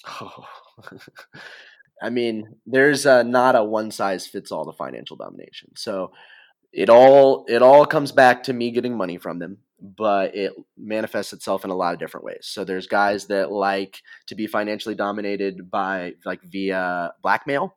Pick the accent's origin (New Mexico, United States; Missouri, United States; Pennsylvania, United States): Missouri, United States; growing up in Missouri, we used to jump in the, into the quarry